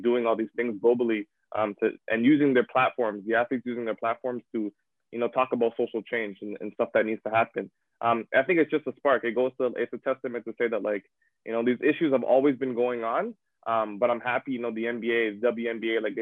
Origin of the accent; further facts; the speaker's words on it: Toronto, Ontario, Canada; moved away as an adult; also born or lived in Sudbury; growing up in Toronto, a very diverse community